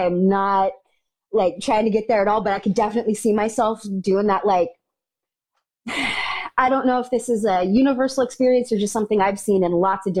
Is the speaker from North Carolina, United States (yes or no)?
no; outside of San Francisco, California, United States; I grew up outside of San Francisco